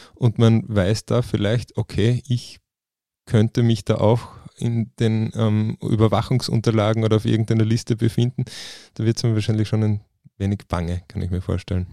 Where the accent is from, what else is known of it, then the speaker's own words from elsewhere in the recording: Klagenfurt, Carinthia, Austria; bei uns in Klagenfurt